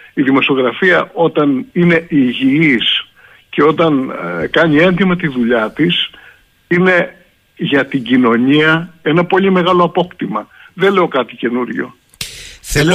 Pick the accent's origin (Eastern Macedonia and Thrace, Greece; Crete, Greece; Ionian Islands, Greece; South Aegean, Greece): Crete, Greece; Εγώ ζω στην περιφέρεια. Δεν έφυγα ποτέ από τον τόπο μου. Είμαι εδώ, δουλεύω εδώ